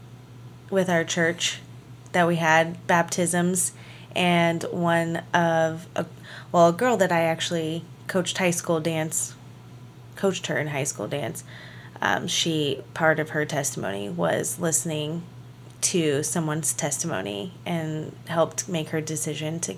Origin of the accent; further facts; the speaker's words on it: La Crosse, Kansas, United States; moved away; Well, La Crosse, Kansas